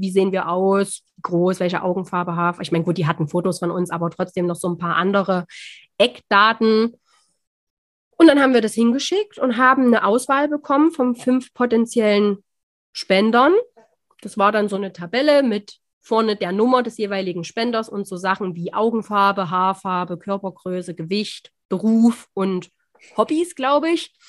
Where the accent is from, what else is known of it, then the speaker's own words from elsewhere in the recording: near the Saxon border, Thuringia, Germany; wir kommen aus Thüringen, ein bisschen hört man es vielleicht